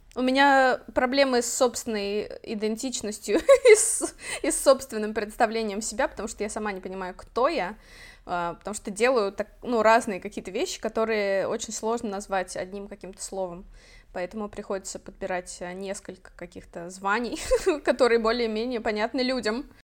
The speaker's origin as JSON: {"language": "Russian", "town": "Orenburg", "region": "Orenburg Oblast", "country": "Russia", "tie": "born or raised there", "moved": "yes", "lives_now": "Catalonia, Spain", "said": "мы вообще жили довольно бедно, и, в принципе, ну, я из Оренбурга"}